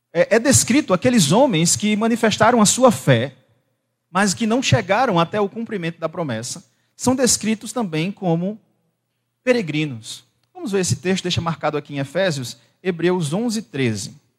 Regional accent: Bahia, Brazil; eu sou de Bahia

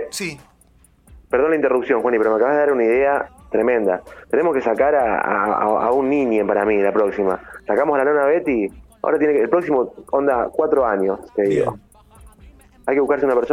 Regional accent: Uruguay; Somos uruguayos, pero somos hermanos, hermosos paisitos.

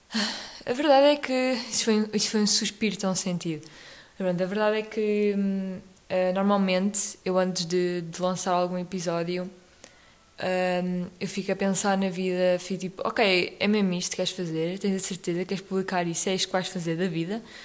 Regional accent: Portugal; ao longo do nosso país, vamos tendo vários sotaques dependendo das regiões

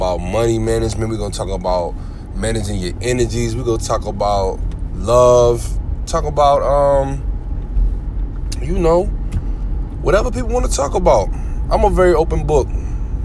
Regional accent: New Jersey, United States; moved away as an adult; also born or lived in Houston, Texas; now in Florida, United States; Living in Sunshiny, Florida. I hail from Jersey. Born in Houston, Texas. So got love for Texas, but you know I rep Jersey because that's where everything has happened, man, for me

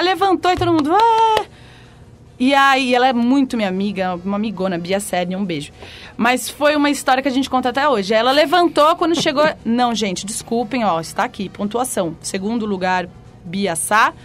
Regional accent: São Paulo, Brazil; also born or lived in Rio de Janeiro; Eu nasci no Rio de Janeiro e rapidinho já vim aqui para São Paulo

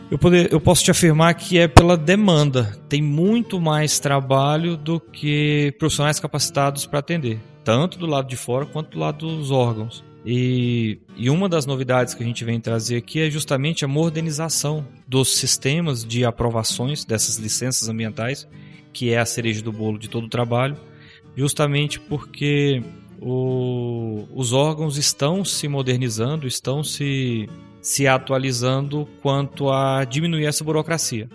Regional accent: Tocantins, Brazil; moved away as an adult; now in Rio Verde, Brazil; eu sou natural de Tocantins e moro aqui em Rio Verde já há 13 anos, quando eu mudei para cá para cursar a faculdade

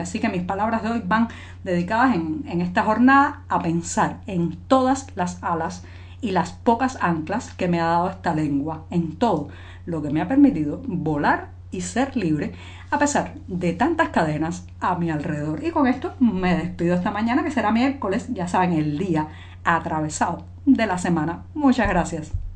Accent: Cuba; cubana, periodista, ciudadana

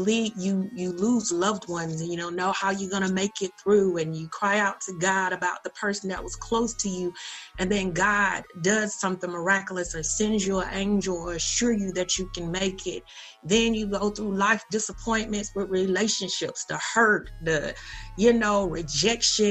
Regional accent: Perry, Georgia, United States; I was born in Georgia. In a little town called Perry. And that was a great upbringing experience

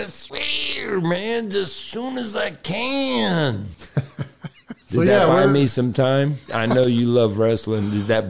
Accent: Tampa, Florida, United States; that's my hometown

